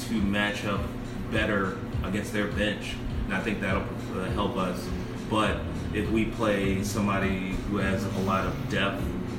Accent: Philadelphia, Pennsylvania, United States; also born or lived in New York, United States; South Philly, literally where the stadium, the Eagles Stadium is right now. Growing up, I was always an Eagles fan

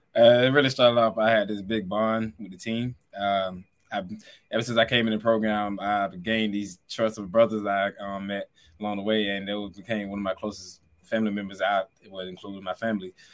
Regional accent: the South, United States; moved away; we're both from the South, and we, our city is basically thirty minutes apart

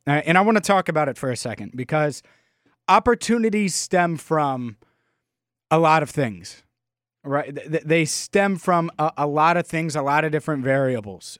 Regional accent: Cincinnati, Ohio, United States; I've lived in Cincinnati my whole life.

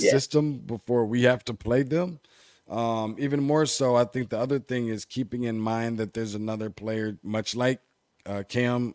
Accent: Michigan, United States; Being from Michigan

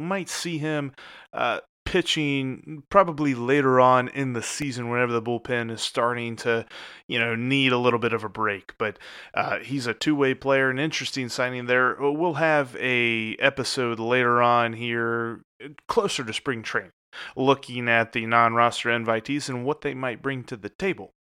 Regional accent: Cincinnati, Ohio, United States; Being here in Cincinnati in February, I love my hometown

